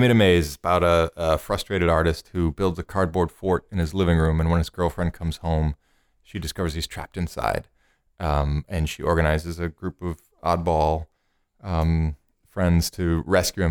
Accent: Cleveland, Ohio, United States; moved away; Cleveland, which is my hometown.

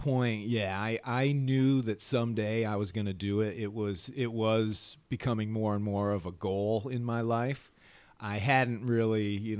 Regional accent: Michigan, United States; Well, so yeah, growing up there, obviously you're surrounded by water. You've got the Great Lakes, and then we lived very close to an inland lake called Walloon Lake

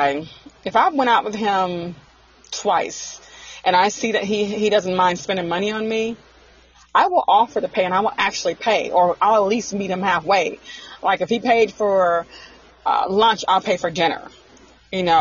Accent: Arkansas, United States; moved away as an adult; also born or lived in Newport News, Virginia; I'm from the country. I'm from Arkansas.

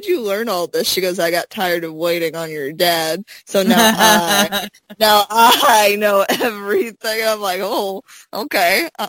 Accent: Arkansas, United States; He said, where are you from? I said, Arkansas, and he said, what part of Arkansas?

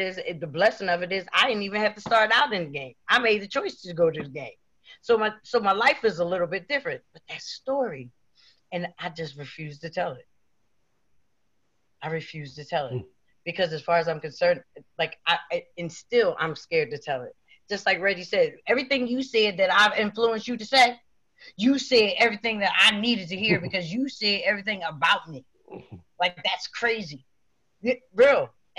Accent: East Coast, United States; Now, see, I'm from the East Coast, so it's about 11 o'clock.

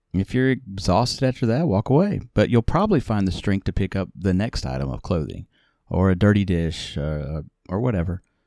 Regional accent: the South, United States; I'm from the South

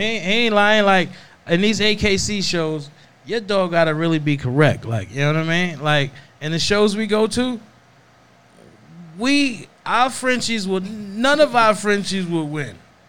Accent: East Coast, United States; I'm from the East Coast

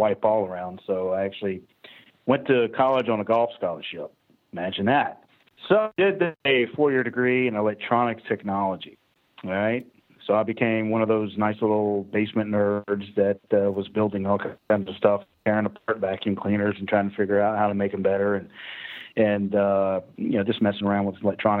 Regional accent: Atlanta, Georgia, United States; I'm from Atlanta, Georgia. All right, so born and raised in Georgia. So I'm a Southern high-tech redneck

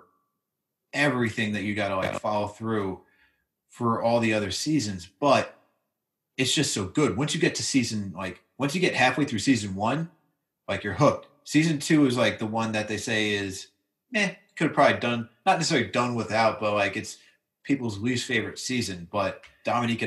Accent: Westchester, New York, United States; I'm from Westchester

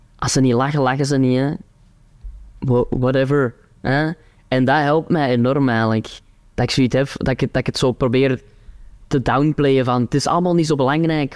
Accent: Turnhout, Flanders, Belgium; accent: Kempen dialect; Antwerp accent; ik ben van Turnhout

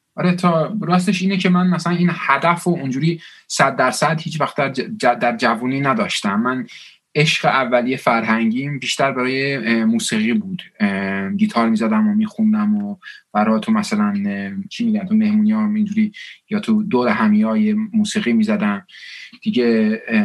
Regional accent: Bradford, Yorkshire and the Humber, United Kingdom; Persian is a second language; also born or lived in Scotland; now in Manchester, United Kingdom; تو شمال انگلیس به اسم برادفورد بزرگ شدم

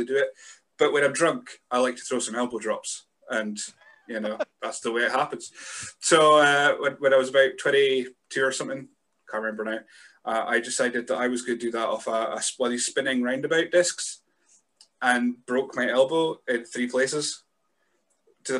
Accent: Scotland, United Kingdom; as a Scot

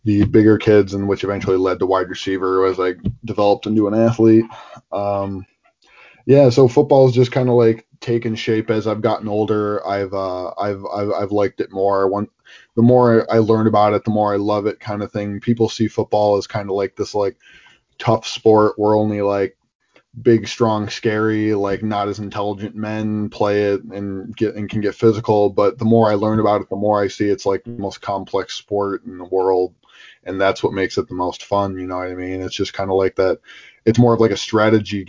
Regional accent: Buffalo, New York, United States; I'm from Buffalo, New York

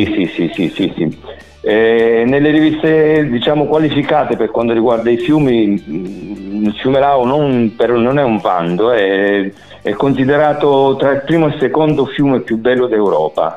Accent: Calabria, Italy; decisi di tornarmene giù in Calabria

